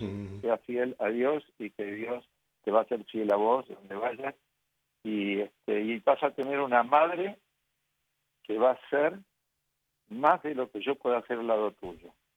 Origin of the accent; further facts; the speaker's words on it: Argentina; mi mamá me bautizó, nos bautizó en el santuario de Lourdes de Argentina, de Buenos y yo sigue, siempre seguí siendo ahí